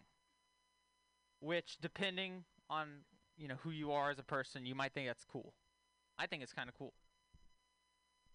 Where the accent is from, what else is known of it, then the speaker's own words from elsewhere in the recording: Texas, United States; moved away; I'm from Texas originally.